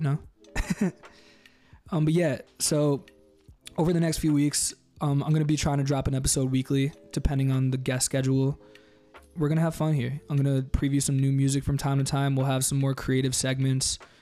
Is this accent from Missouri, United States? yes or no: no; New York, United States; moved away as an adult; also born or lived in Maryland; now in Los Angeles, United States; I grew up in New York. I've been in LA for four months